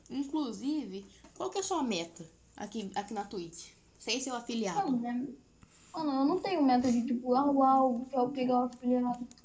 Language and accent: Portuguese; São Paulo, Brazil; Sou paulista do interior ainda, velho.